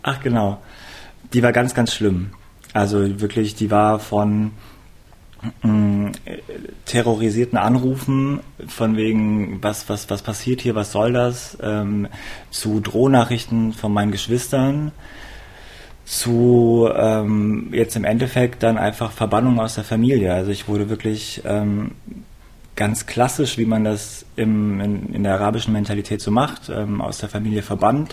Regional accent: Hanover, Lower Saxony, Germany; now in Cologne, Germany; ich bin in Hannover aufgewachsen.

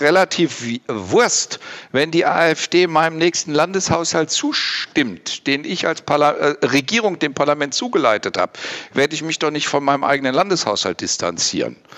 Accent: West Germany, Germany; moved away as an adult; now in Thuringia, Germany; Ich bin eben Westdeutscher und westdeutsch sozialisiert

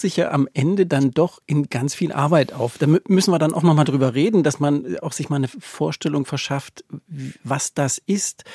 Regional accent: East Germany, Germany; Also ich bin im Osten groß geworden

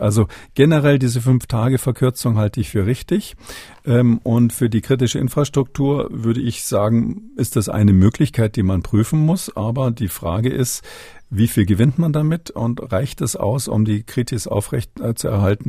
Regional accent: Munich, Bavaria, Germany; moved away; als Münchner, Ex-Münchner

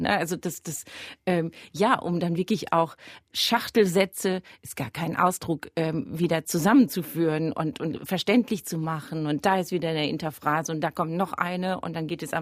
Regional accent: Germany; also dass ich als Deutsche dann denkt, dieses Bachkantaten durch so

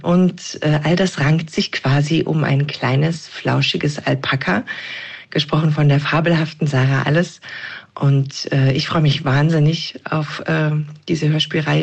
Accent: Thuringia, Germany; ich komme selber aus Thüringen

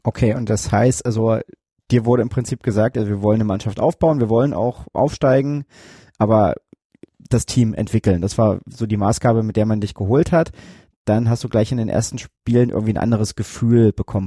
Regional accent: Germany; ich komme hier aus der Gegend

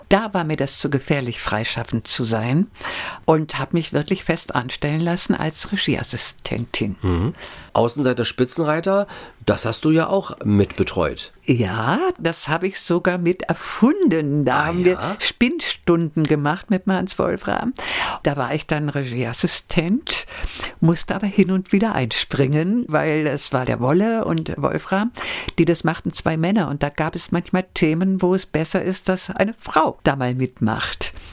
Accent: Belgium; ja, ich bin Belgier.

